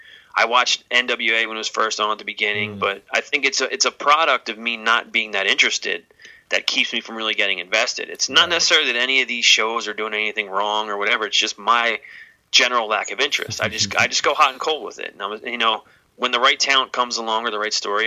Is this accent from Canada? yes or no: no; Philadelphia, Pennsylvania, United States; I'm from Philadelphia, so ECW was home base